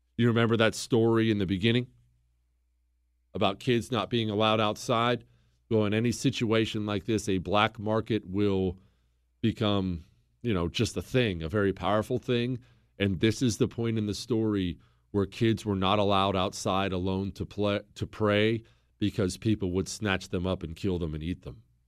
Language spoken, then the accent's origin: English; Montana, United States; I grew up in Montana.